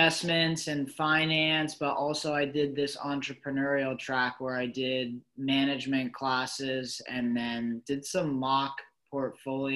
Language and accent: English; Middleburg, Virginia, United States; moved away as an adult; also born or lived in New Zealand; now in California, United States; I grew up in Middleburg, Virginia, a little town outside of DC